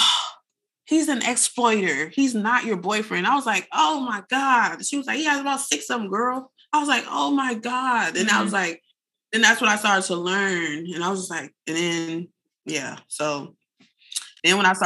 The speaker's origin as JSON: {"language": "English", "town": "San Bernardino", "region": "California", "country": "United States", "moved": "yes", "lives_now": "Los Angeles, United States", "said": "I'm not from LA. I'm green as heck. I'm from San Bernardino. I got here on a train with $6."}